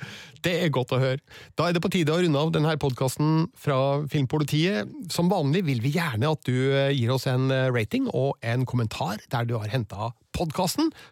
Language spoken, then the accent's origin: Norwegian; Stjørdal, Trøndelag, Norway; vi var litt seint ute med skating, kanskje, da der jeg